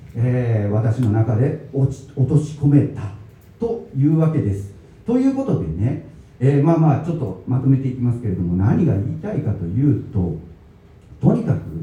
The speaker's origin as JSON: {"language": "Japanese", "town": "Higashiyamato", "region": "Tokyo", "country": "Japan", "tie": "born or raised there", "also_born_or_lived": "Chiba Prefecture", "moved": "as an adult", "lives_now": "Tottori Prefecture, Japan", "said": "私はですね、え東京都東大和市の団地で生まれ育ちまして"}